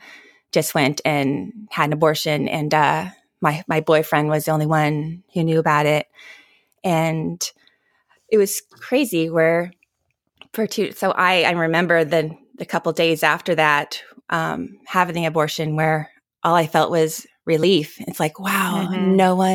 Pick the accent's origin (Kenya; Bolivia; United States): United States; Arbuckle, California; It was probably about 4 hours north of my little town that I grew up in Arbuckle. So, but yeah, not many people know about weed. Not many people know about Arbuckle, California.